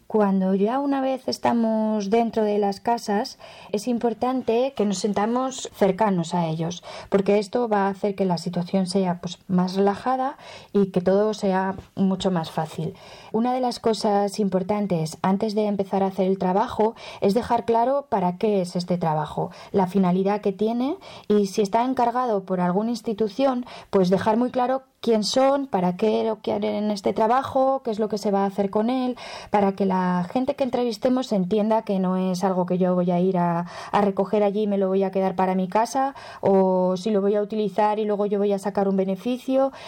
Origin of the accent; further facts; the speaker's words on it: Aragon, Spain; Nosotros aquí en Aragón